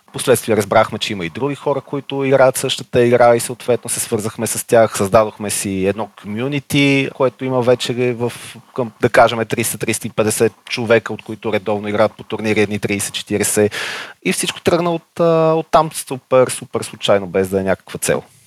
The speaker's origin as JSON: {"language": "Bulgarian", "town": "Sofia", "region": "Sofia City", "country": "Bulgaria", "said": "на 34 години, от София съм."}